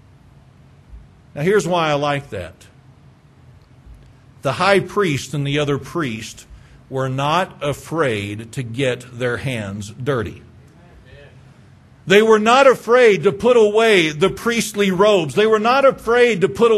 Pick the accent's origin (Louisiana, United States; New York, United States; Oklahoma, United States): Oklahoma, United States; Moore; I'm from Moore, if y'all don't know. Okay, that's where I grew up, was in Moore.